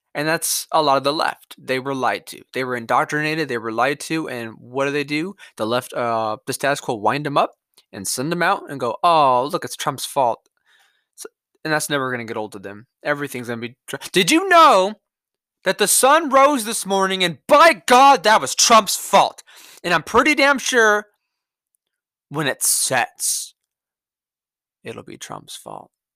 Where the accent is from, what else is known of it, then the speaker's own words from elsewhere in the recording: California, United States; my home state